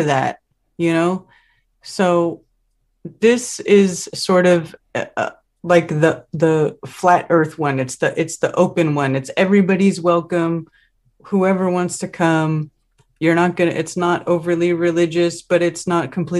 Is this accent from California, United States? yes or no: yes; California, United States; moved away as an adult; now in the Carolinas, United States; I left California too, and I miss it because I was born there. I grew up there. You know, that's my home state